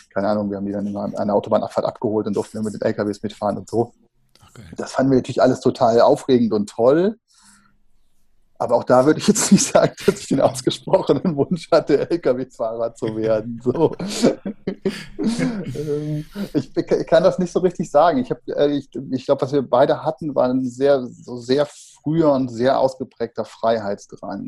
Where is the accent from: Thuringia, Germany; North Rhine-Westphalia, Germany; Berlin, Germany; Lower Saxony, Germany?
North Rhine-Westphalia, Germany; Bergisches Land, 30 km outside Cologne; 30 Kilometer außerhalb von Köln, sind wir groß geworden im Bergischen Land